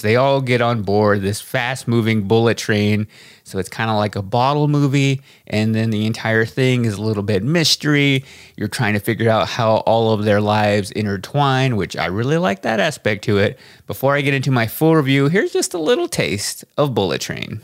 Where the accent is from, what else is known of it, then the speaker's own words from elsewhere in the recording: United States; My parents were both born and raised in Mexico, They moved to the United States and had to learn English primarily by watching T V